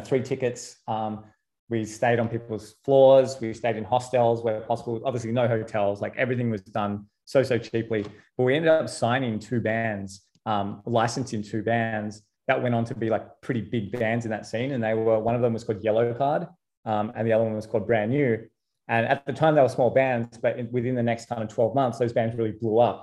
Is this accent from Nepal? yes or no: no; Sydney, New South Wales, Australia; I'm from Sydney